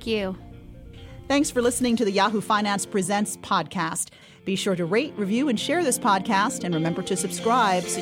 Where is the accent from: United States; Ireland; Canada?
United States; also born or lived in Connecticut; now in Los Angeles, United States; So I grew up on the East Coast in New York and Connecticut. And you're an NYU gal. I am, yes.